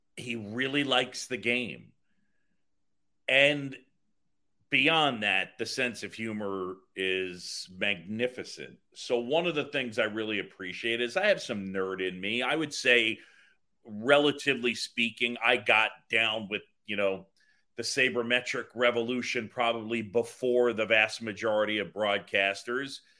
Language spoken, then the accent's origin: English; New York City, New York, United States; also born or lived in Philadelphia; I grew up in New York City after moving from Philadelphia, and I moved to this little area. It's right in the middle of, right in the middle of the city called Roosevelt Island